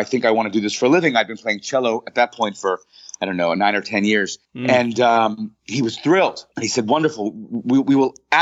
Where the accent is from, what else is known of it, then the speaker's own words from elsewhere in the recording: Pittsburgh, Pennsylvania, United States; moved away; I grew up in Pittsburgh, Pennsylvania